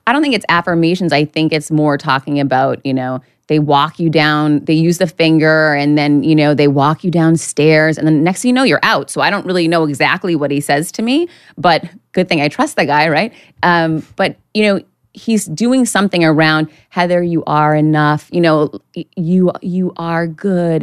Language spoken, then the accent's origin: English; Worcester, Massachusetts, United States; now in Miami Beach, United States; I grew up right outside of Boston in Worcester, Mass.